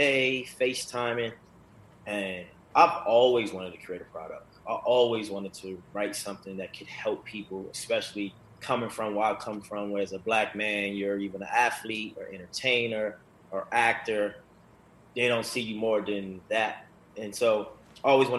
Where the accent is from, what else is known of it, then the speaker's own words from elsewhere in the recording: Baltimore, Maryland, United States; moved away as an adult; now in Los Angeles, United States; growing up in Baltimore, a very negative environment